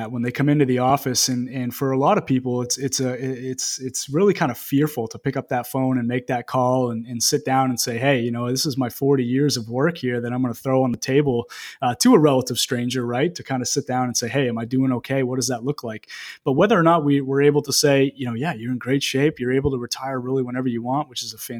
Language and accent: English; Greene, Maine, United States; also born or lived in Bangor, Maine / South Portland, Maine; I was born and raised in a small town, Green, right outside of Lewiston.